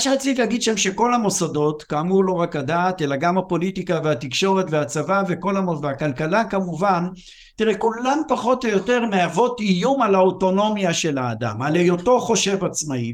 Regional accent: Israel; אני גדלתי בבית, אני גדלתי בקיבוץ

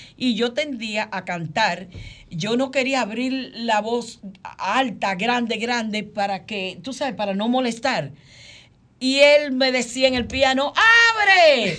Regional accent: New York City, New York, United States; yo vivo en Queens, yo me crié en Queens

